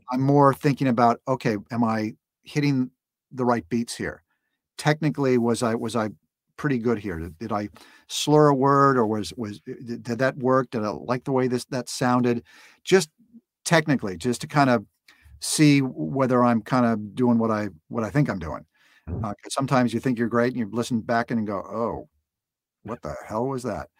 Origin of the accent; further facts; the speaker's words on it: Los Angeles, California, United States; grew up in Los Angeles. So it's, it's, it's, it's my home.